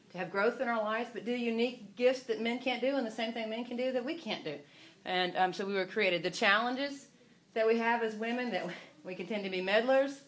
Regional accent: the South, United States; I'm from the South

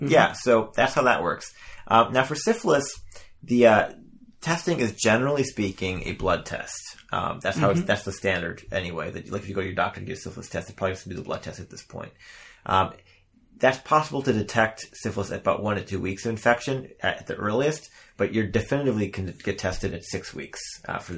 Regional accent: Midwest, United States; accent: Midwestern; my Midwestern accent

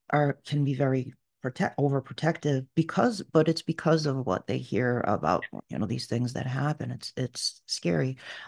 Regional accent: United States; first language Portuguese; English is a second language; my parents are from the Azores Islands of Portugal, and I'm first generation American, so Portuguese was my first language.

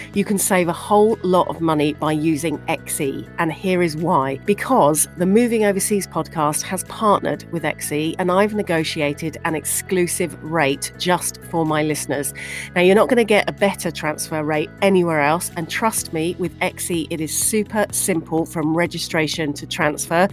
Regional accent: United Kingdom; moved away as an adult; also born or lived in Dubai / Canada; now in Chicago, United States; growing up in the UK. You can tell that by the accent.

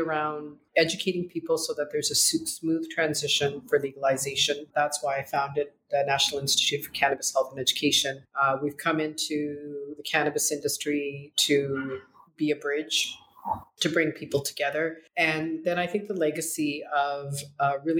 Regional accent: Canada; also born or lived in Punjab, India; I was born in India, in Northern India, in Punjab, community of farmers. And I came to Canada when I was 9 months old

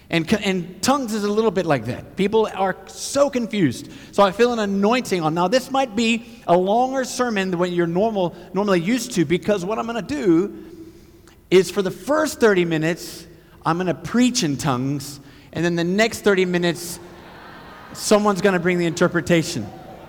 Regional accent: Côte d’Ivoire; And my parents were missionaries. I grew up in West Africa, Côte d'Ivoire.

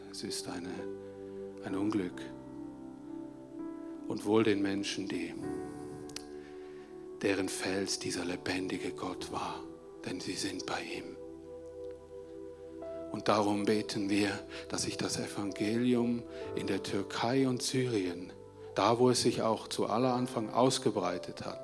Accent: Switzerland; ein Ausmaß, die wir uns als Schweizer vielleicht gar nicht so vorstellen können.

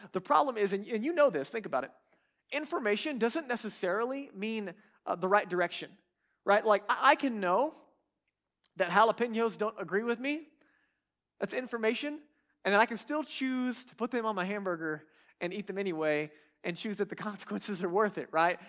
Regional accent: Texas, United States; I'm from Texas

